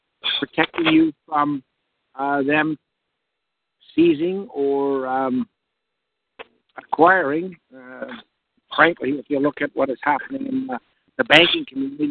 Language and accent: English; Canada; I am a Canadian. I'm a Canadian tax expert. I have a practice in the Toronto GTA area